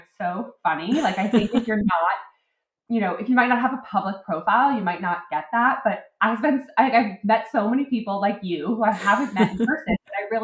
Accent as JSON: {"language": "English", "region": "New England", "country": "United States", "tie": "born or raised there", "also_born_or_lived": "Connecticut / Massachusetts / Vermont", "said": "I am a New England girl. I grew up in Connecticut, Massachusetts"}